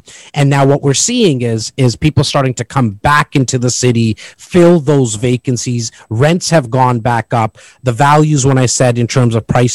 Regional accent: Toronto, Ontario, Canada; I'm born and raised here in Toronto, in the northern part of Toronto, in an area called Rexdale

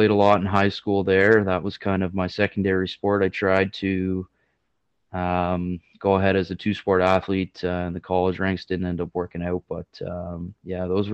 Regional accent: Barrie, Ontario, Canada; I'm born and raised in Barrie, Ontario, just about an hour north of Toronto

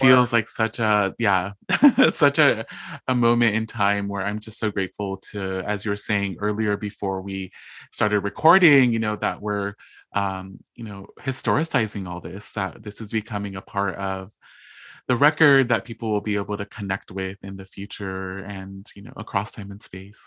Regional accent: Bloomington, California, United States; also born or lived in East Los Angeles; I come from a really small town called Bloomington in Southern California. So I was born in East L A, and then my parents and my family and I, we all moved to a small town

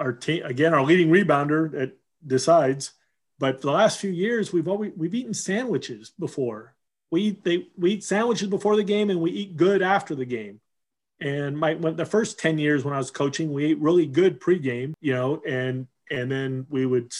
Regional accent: Huntington Beach, California, United States; Growing up in Huntington Beach

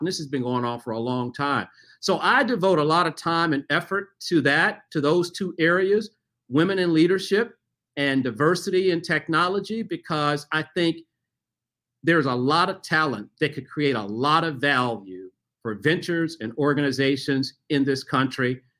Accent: Memphis, Tennessee, United States; I grew up in Memphis, Tennessee

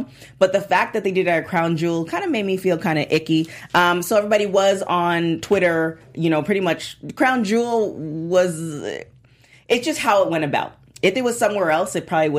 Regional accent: Canada; I am Canadian

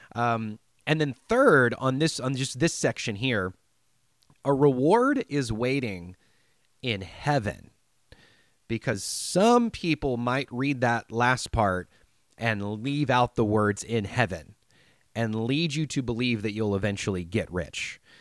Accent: United States; I'm an American

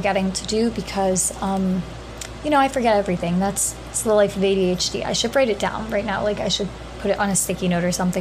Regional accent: New Hampshire, United States; moved away as an adult; now in New York, United States; I go to law school in New York as well, but I am from New Hampshire

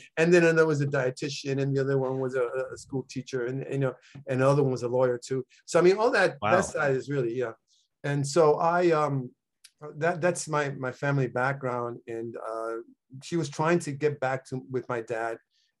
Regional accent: Calle, Puerto Rico; born there; Well, I was born in Calle, Puerto Rico, which is one of the 78 towns in Puerto Rico and sort of the central part of the island.

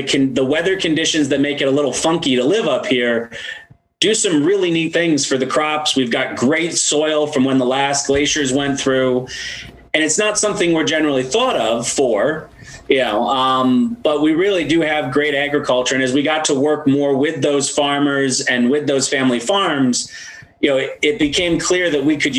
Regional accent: 6.5 hours north of New York City, upstate New York, United States; also born or lived in Washington, District of Columbia, United States; I've also always liked my hometown

